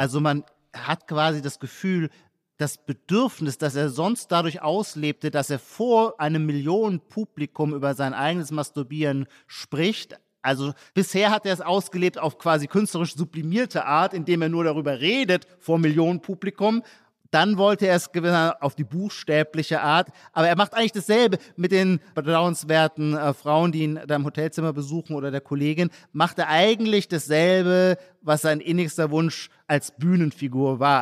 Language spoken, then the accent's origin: German; Heidelberg, Baden-Württemberg, Germany; in meiner Heimatstadt Heidelberg